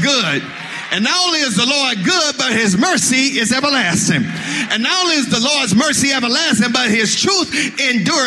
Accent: Mississippi, United States; I'm from Mississippi

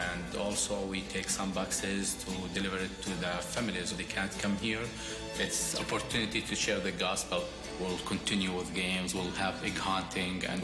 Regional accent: Jordan; moved away as an adult; now in Cincinnati, United States; I'm from Jordan. I moved with my family to the U.S.

